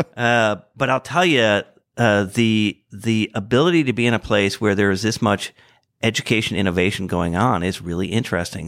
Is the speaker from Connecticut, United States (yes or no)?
yes; Hartford, Connecticut, United States; moved away as an adult; now in Indianapolis, United States; I grew up outside of Hartford, Connecticut